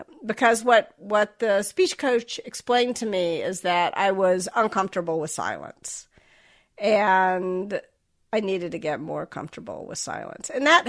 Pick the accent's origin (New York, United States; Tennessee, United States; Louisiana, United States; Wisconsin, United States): Tennessee, United States; Memphis; accent: Southern; So I was raised in the South. I was raised in Memphis. And when I got to college, I got a lot of feedback, sort of explicit and implicit, that my Southern accent made me sound stupid.